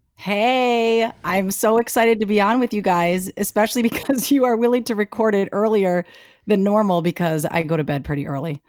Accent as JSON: {"language": "English", "town": "Milwaukee", "region": "Wisconsin", "country": "United States", "tie": "born or raised there", "said": "I grew up in Bayview, right there off of K K in Oklahoma."}